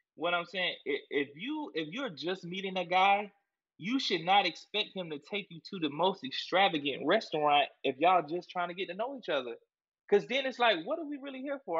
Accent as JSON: {"language": "English", "town": "Columbia", "region": "South Carolina", "country": "United States", "tie": "born or raised there", "said": "I'm from South Carolina for real, born and raised Columbia, South Carolina"}